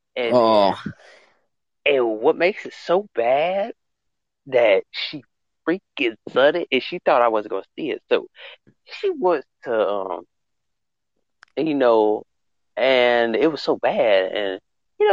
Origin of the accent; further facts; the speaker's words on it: the South, United States; I'm from the South. We do say back burner.